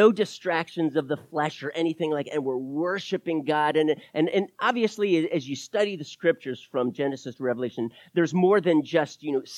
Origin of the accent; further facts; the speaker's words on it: Wilmington, Delaware, United States; I am not a Southern boy. My mama was a Southern girl from Macon, Georgia. I am from the North. I'm a Yankee, I guess, technically. Wilmington, Delaware, 30 minutes south of Philly